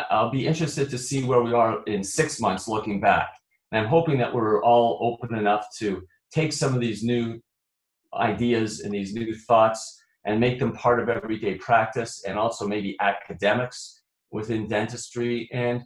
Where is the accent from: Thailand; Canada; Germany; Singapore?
Canada; Toronto, Ontario; now in Illinois, United States; I'm originally from Toronto.